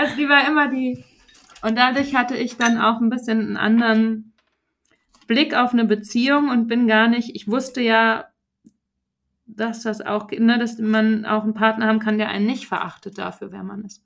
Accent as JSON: {"language": "German", "town": "Frankfurt", "region": "Hesse", "country": "Germany", "moved": "yes", "said": "ich komme ja aus Frankfurt"}